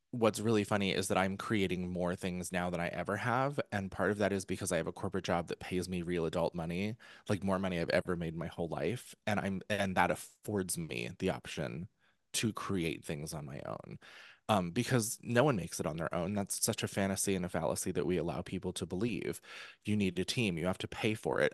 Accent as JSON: {"language": "English", "region": "New York", "country": "United States", "said": "I'm, I'm a New Yorker."}